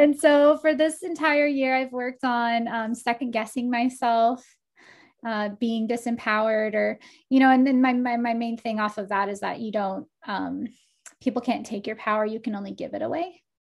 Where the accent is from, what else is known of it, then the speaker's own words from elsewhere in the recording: Texas, United States; now in Portland, United States; I'm from Texas.